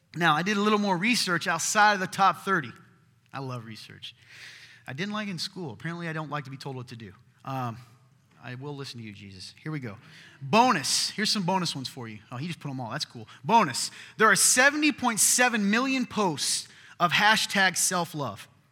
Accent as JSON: {"language": "English", "region": "the South", "country": "United States", "said": "I'm from the South"}